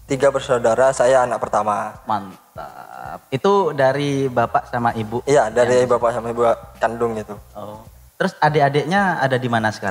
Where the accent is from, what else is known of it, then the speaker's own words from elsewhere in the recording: Bangkalan, East Java, Indonesia; also born or lived in Surabaya; Saya asli Madura kebetulan.